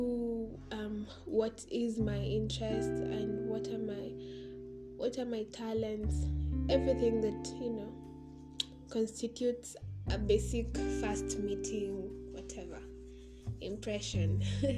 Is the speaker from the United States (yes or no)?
no; Kenya; I am a Kenyan by birth.